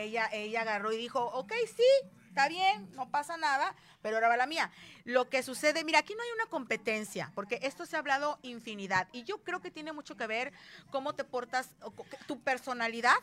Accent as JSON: {"language": "Spanish", "region": "Veracruz", "country": "Mexico", "said": "las jarochas"}